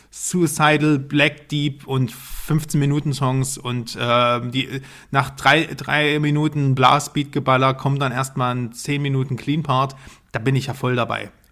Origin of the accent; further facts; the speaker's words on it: Dresden, Saxony, Germany; Junge, ich komme aus Dresden, also ich bin.